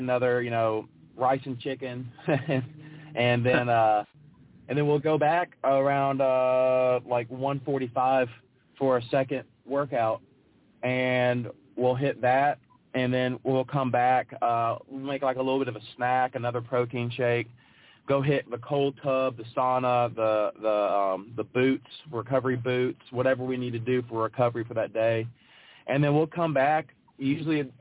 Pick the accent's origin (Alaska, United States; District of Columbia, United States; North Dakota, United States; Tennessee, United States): Tennessee, United States; Memphis; I enjoyed growing up in Memphis